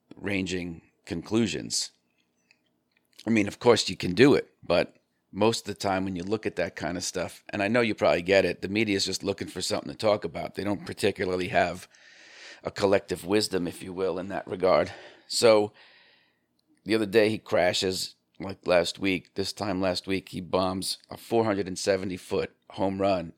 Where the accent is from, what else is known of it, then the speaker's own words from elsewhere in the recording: New York, United States; I'm from New York